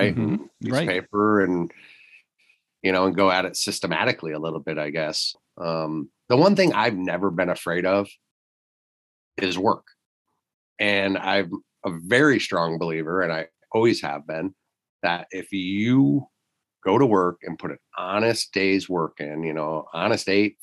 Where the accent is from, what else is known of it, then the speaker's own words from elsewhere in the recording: Michigan, United States; moved away; when I grew up in Michigan, we had roughly about 8.5 hours of usable daylight where I live there